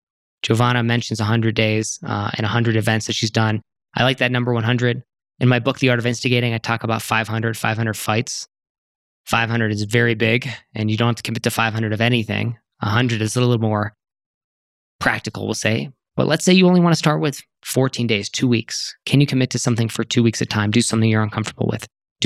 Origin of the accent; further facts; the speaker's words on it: Serbia; As someone who was born and raised in Serbia, who built a brick and mortar style business running in-person workshops from scratch, and who has since expanded beyond the borders of her country